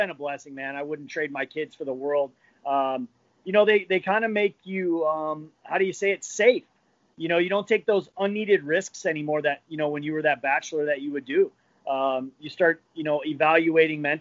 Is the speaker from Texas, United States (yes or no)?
no; Northeastern Ohio, United States; moved away as an adult; also born or lived in Breckenridge, Colorado; I grew up in Northeastern Ohio